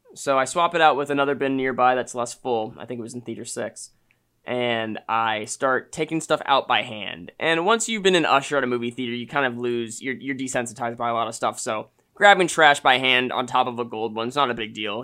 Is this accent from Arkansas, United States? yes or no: no; Austin, Texas, United States; I'm back in my hometown where I went to high school